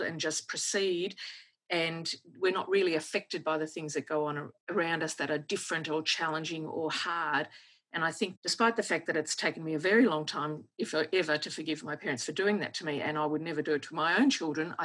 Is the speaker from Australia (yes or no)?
yes; Australia; also born or lived in Switzerland; being from Australia. And I flew home by myself and flew into Sydney and reunited with my dad. And then we flew to Melbourne where the family was.